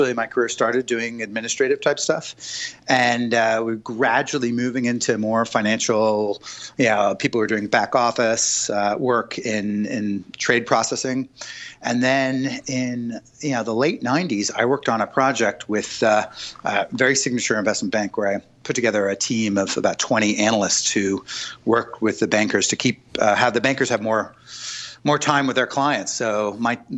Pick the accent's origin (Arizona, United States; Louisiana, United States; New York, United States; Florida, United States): New York, United States; I was born in New York